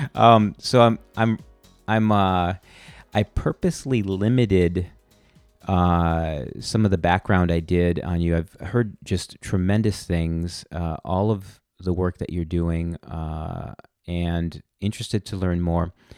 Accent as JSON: {"language": "English", "town": "Milwaukee", "region": "Wisconsin", "country": "United States", "tie": "born or raised there", "said": "here in my hometown of Milwaukee"}